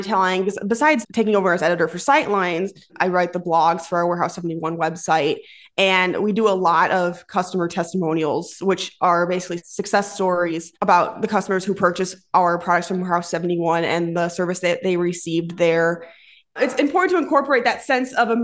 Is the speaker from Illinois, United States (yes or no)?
yes; Plainfield, Illinois, United States; I'm from Plainfield, Illinois, and that's about 45 minutes away from our office here in Batavia.